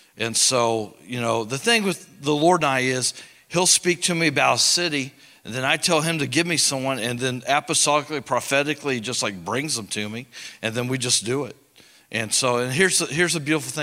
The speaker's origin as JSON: {"language": "English", "town": "Greencastle", "region": "Indiana", "country": "United States", "tie": "born or raised there", "said": "I grew up in Greencastle, Indiana, so it's like an hour from here"}